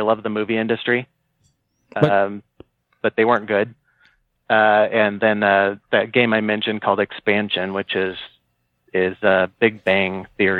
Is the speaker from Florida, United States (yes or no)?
no; Fresno, California, United States; I grew up in Fresno, which is Central California.